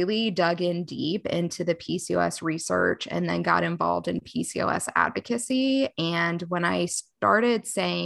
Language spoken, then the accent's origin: English; Charlotte, North Carolina, United States; I'm from Charlotte, North Carolina, and prior to the pandemic, I had a brick and mortar practice